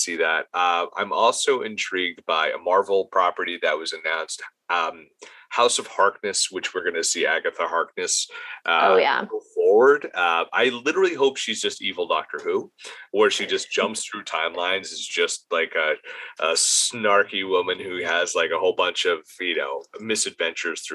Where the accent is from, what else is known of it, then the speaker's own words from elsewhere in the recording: Edison, New Jersey, United States; my hometown of Edison, New Jersey